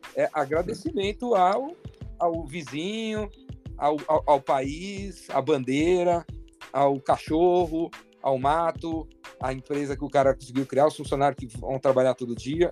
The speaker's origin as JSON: {"language": "Portuguese", "region": "São Paulo", "country": "Brazil", "said": "Eu tô em São Paulo, sou de São Paulo, paulistano"}